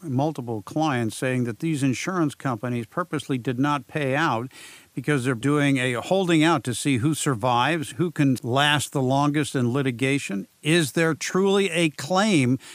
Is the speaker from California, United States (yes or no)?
yes; San Diego, California, United States; Gomez Legal Firm in San Diego, my hometown